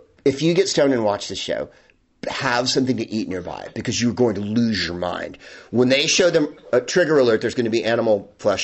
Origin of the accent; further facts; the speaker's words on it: Phoenix, Arizona, United States; I was born in Phoenix, a Good Samaritan